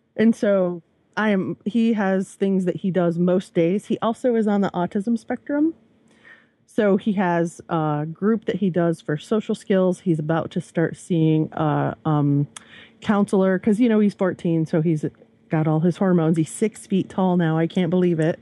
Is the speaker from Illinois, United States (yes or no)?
no; Michigan, United States; also born or lived in central Virginia; now in Virginia, United States; I'm from Michigan